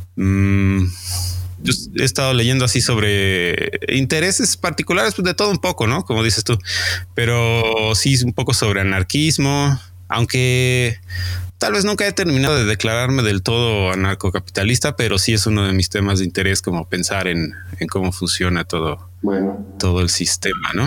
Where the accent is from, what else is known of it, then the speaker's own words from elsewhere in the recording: Mexico City, Mexico; de la Ciudad de México.